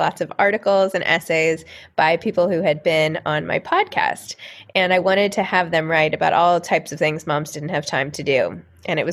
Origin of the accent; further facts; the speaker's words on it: New York City, New York, United States; I grew up in New York City.